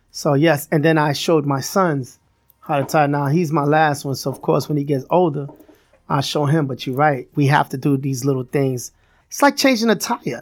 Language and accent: English; New York City, New York, United States; I'm from Brooklyn, raised in Brooklyn